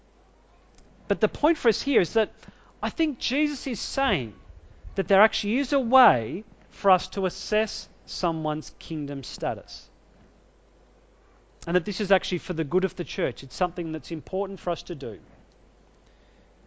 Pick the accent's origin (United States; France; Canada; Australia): Australia; I'm an Australian citizen.